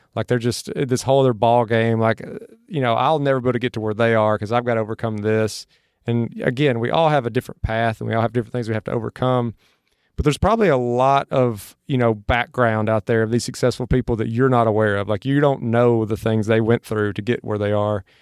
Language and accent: English; Mississippi, United States; now in Austin, United States; where I grew up in Mississippi from where I'm at now in Austin.